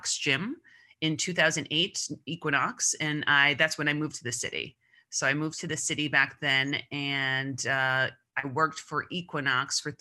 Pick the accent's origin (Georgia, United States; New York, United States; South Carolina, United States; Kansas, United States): New York, United States; Long Island; I grew up on Long Island